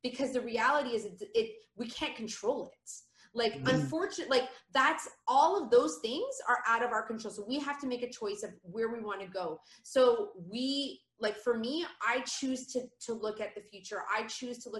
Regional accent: Canada; moved away; I'm Canadian

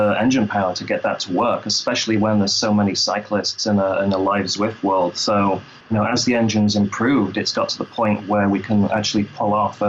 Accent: Lincoln, East Midlands, United Kingdom; also born or lived in London; I'm British, yeah. I'm from Lincoln originally, London for a couple of years, and my accent changed. Then I moved over here and my accent changed again.

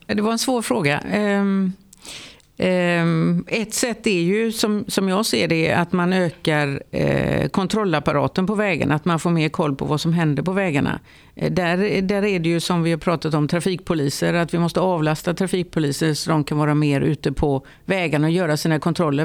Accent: Lerum, Västra Götaland, Sweden; jag kommer från Lerum utanför Göteborg

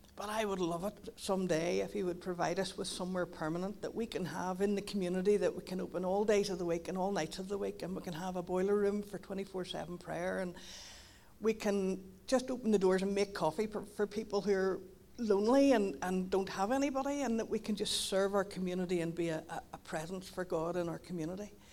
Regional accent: Donaghadee, Northern Ireland, United Kingdom; moved away as an adult; now in Carrickfergus, United Kingdom; I'm from Donaghadee, but I, I moved to Carrick thirteen years ago

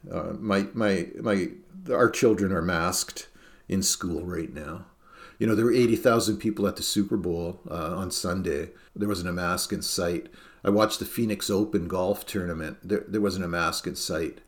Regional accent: Canada; also born or lived in Norfolk County, Ontario; as a Canadian, even though I am a Canadian citizen

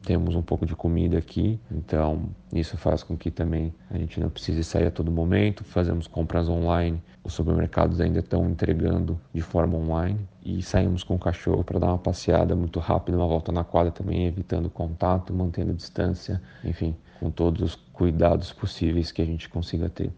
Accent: Brazil; moved away as an adult; now in Portugal; eu sou brasileiro, mas eu moro em Portugal há um ano e três meses

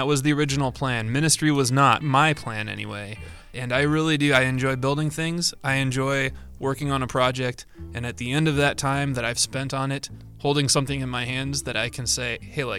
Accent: Chicago, Illinois, United States; I grew up right outside of Chicago in the suburbs.

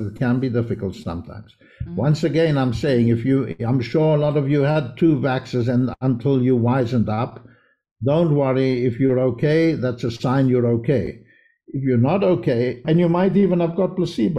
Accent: Israel; also born or lived in South Africa; I'm from South Africa, but I grew up in Israel.

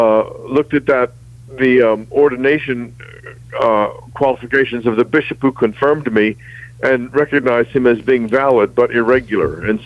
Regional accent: United States; also born or lived in England / Greenville, South Carolina; I was an American abroad

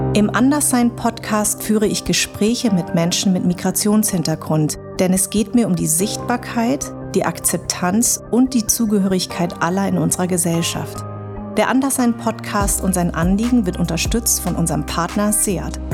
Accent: Darmstadt, Hesse, Germany; born or raised there

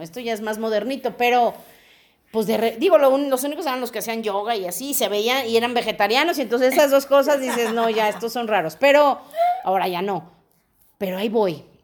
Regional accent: León, Guanajuato, Mexico; also born or lived in Mexico City; yo soy de León

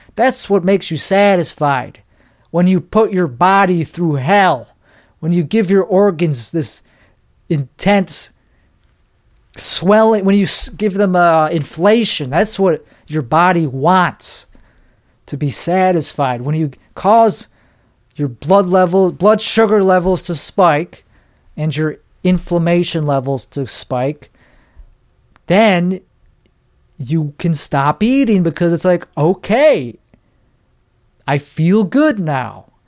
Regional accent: Chicago, Illinois, United States; I'm from Chicago

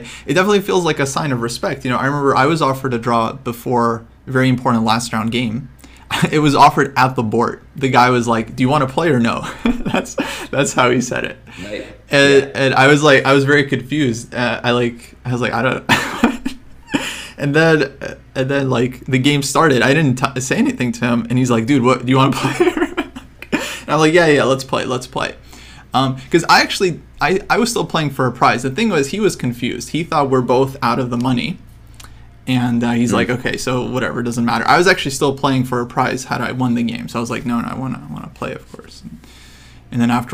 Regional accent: Ukraine; I'm from Ukraine

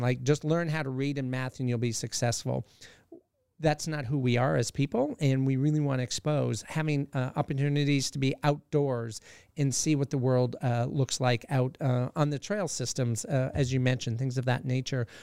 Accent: Southern Alberta, Canada; moved away as an adult; now in Alaska, United States; born and raised in Canada, but I've been in Alaska

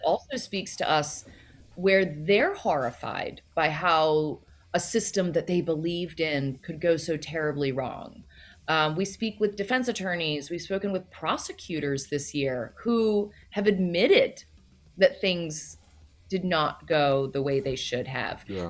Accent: Loudoun County, Virginia, United States; moved away as an adult; also born or lived in New York City; I grew up outside of DC

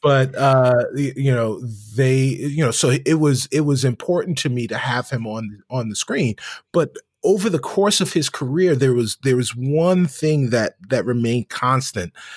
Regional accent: New York, United States; as a New Yorker

